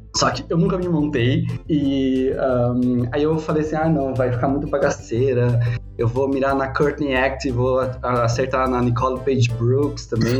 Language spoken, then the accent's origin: Portuguese; Curitiba, Paraná, Brazil; now in São Paulo, Brazil; eu sou de Curitiba, moro aqui em São Paulo